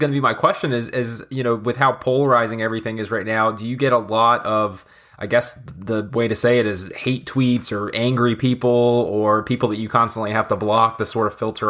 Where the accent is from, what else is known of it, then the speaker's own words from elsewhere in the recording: Jacksonville, Florida, United States; growing up, I'm from Jacksonville, Florida. You know, a lot of people consider us, you know, Southern Georgia to a certain extent.